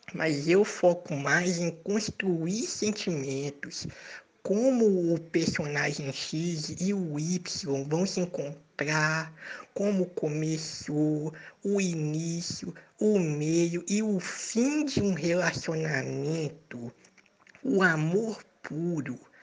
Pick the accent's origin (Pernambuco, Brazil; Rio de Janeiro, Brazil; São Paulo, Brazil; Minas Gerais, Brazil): Minas Gerais, Brazil; a small town in eastern; also born or lived in Jampruca / Varginha; eu sou de uma cidadezinha pequena do leste de Minas